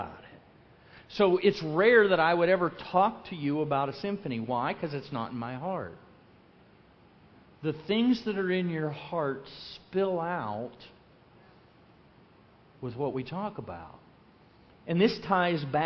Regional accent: Lake Wales, Florida, United States; I'm from Lake Wales

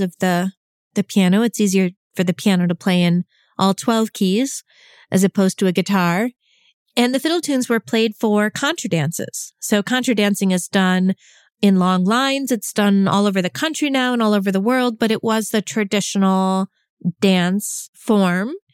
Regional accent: New York, United States; I grew up in New York, which is not New England

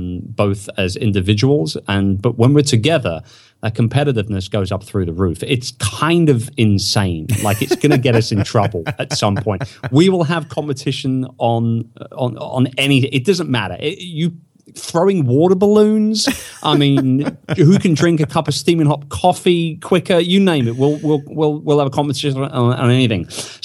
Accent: England, United Kingdom; now in United States; And so I say, I'm English. You know, we're a bit cocky, as you probably know. And I'm in America

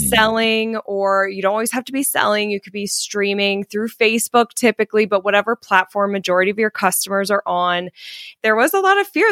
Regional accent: Colorado, United States; moved away as an adult; also born or lived in California; originally I'm from Colorado, but twelve years ago, I moved to California

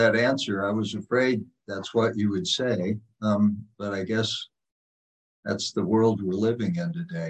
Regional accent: New Jersey, United States; also born or lived in Texas; now in Anchorage, United States; I'm from New Jersey.

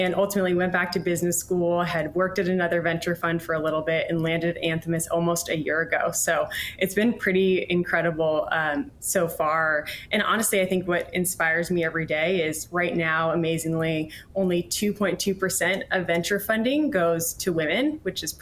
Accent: Montana, United States; now in New York City, United States; I'm originally actually from Montana

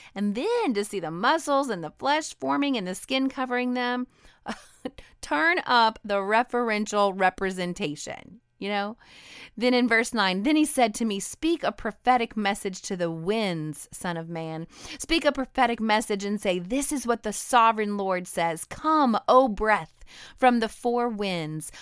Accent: Idaho, United States; I'm a Northwestern girl. I grew up in Idaho

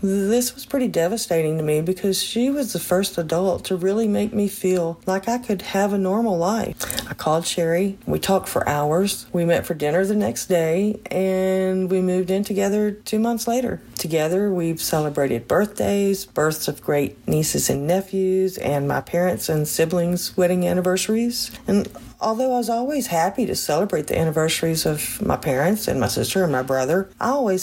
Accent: Texas, United States; moved away; I was born and raised in Texas.

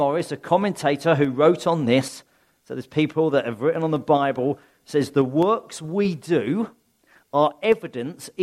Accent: Sussex, South East England, United Kingdom; I'm a country bumpkin, really. I come from Sussex. There's sheep everywhere in Sussex

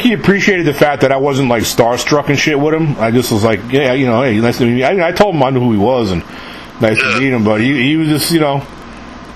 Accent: New York City, New York, United States; moved away; also born or lived in San Antonio; I'm from New York originally, born and raised

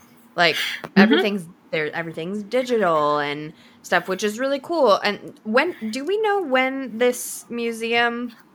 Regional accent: United States; I hate being American.

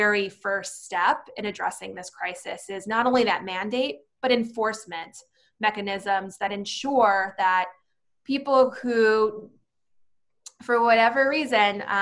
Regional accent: Arizona, United States; Arizona is my home. It's where my parents were born. It's where I was born. It's where my family lives to this day.

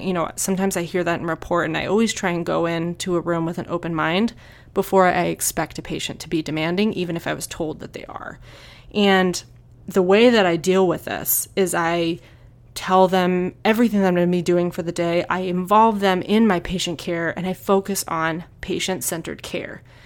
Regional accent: New Hampshire, United States; now in Tucson, United States; I moved to Tucson, I'm from New Hampshire

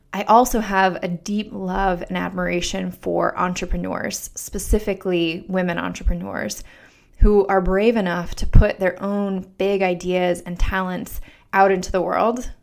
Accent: Denver, Colorado, United States; moved away as an adult; also born or lived in Pittsburgh / New York City; now in Washington, D.C., United States; I'm originally from Denver, Colorado

